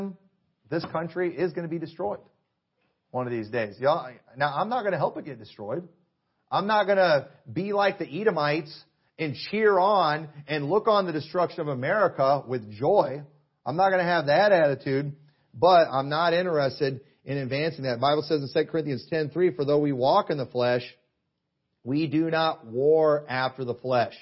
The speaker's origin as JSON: {"language": "English", "country": "United States", "said": "I'm a Christian and I'm an American."}